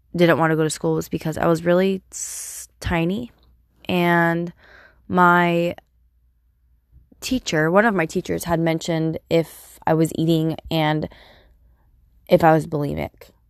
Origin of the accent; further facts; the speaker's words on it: Turlock, California, United States; I was born at Emmanuel Hospital in Turlock, California